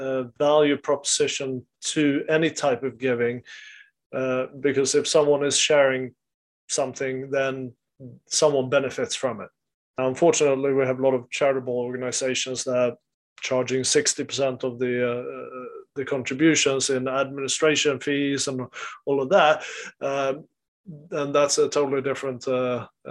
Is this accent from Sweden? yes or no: yes; Sweden; in the culture where I grew up in Sweden